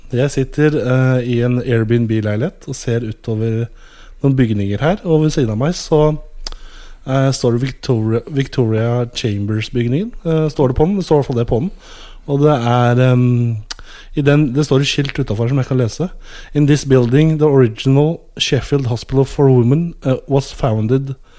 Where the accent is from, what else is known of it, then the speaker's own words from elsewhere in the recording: Norway; Jeg er fra Skandinavia